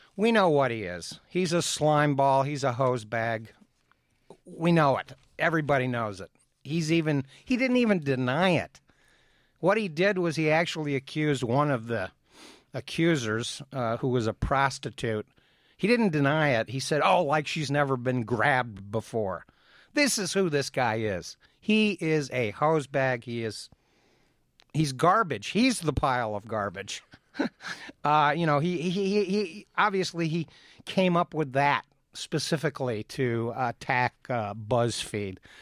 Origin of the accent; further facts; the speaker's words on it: Appalachia, Ohio, United States; I grew up in Appalachia.